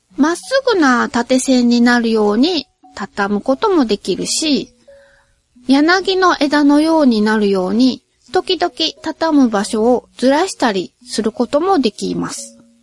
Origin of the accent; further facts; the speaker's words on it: Nagoya, Aichi, Japan; 両親ともに名古屋出身で、どっちの祖先もずーっと名古屋に住み続けてきたらしいですし、私も名古屋から出たことがないですし